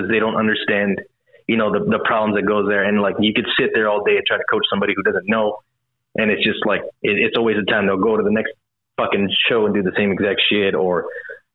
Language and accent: English; Texas, United States; we're from Texas